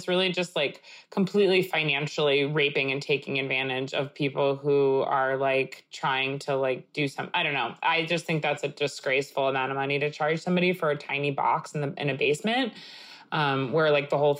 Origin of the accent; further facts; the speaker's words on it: Long Island, New York, United States; That's what I grew up eating because in Long Island, there's like so much Greek food.